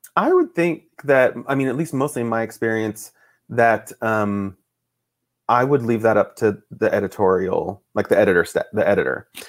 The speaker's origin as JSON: {"language": "English", "town": "Boise", "region": "Idaho", "country": "United States", "tie": "born or raised there", "also_born_or_lived": "Fort Ord, California", "said": "I grew up mostly in Idaho, my dad is from Idaho"}